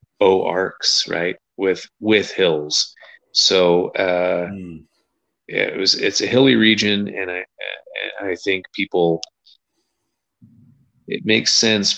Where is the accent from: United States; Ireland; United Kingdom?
United Kingdom; Scotland; I'm Scottish